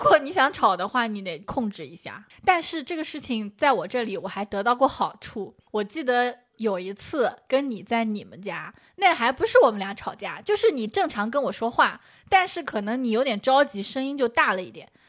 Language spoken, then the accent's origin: Chinese; Shaoxing, Zhejiang, China; accent: Shaoxing Mandarin; moved away; 这就是我们的绍兴普通话